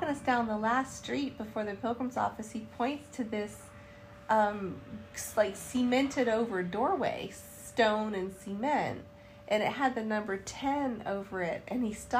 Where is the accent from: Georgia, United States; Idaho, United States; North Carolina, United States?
North Carolina, United States; Charlotte; I said, North Carolina. And he said, Charlotte? And I said, yes.